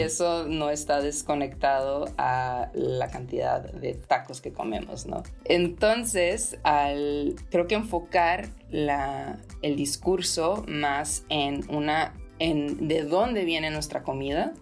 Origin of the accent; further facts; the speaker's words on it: Ensenada, Baja California, Mexico; moved away as an adult; also born or lived in Europe; crecí en Ensenada